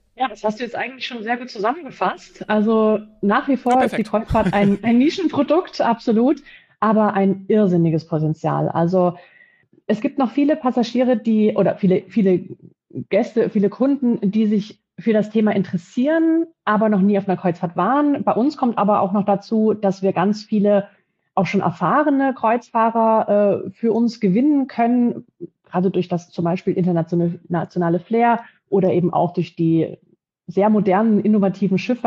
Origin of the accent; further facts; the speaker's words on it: Dresden, Saxony, Germany; moved away as an adult; now in Frankfurt, Germany; ich bin in der Gastronomie groß geworden, im elterlichen Betrieb, komme ursprünglich aus Dresden, bin aber schon jetzt äh, 14 Jahre hier in, in Frankfurt beheimatet